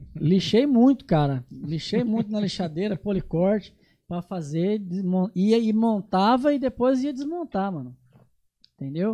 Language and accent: Portuguese; Nova Andradina, Mato Grosso do Sul, Brazil; also born or lived in São Paulo / Campo Grande; Sou daqui, nasci em Nova Andradina.